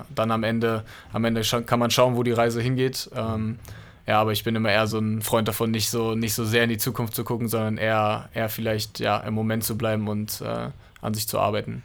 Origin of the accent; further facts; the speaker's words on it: Berlin, Germany; ich bin in Berlin aufgewachsen